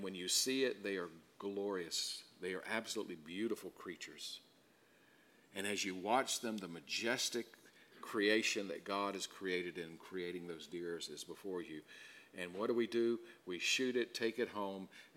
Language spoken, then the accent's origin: English; South Carolina, United States; I grew up in South Carolina